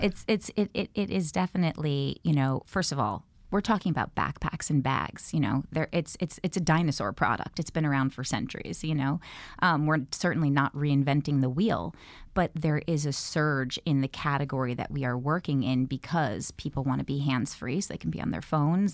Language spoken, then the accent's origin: English; New York, United States; born or raised there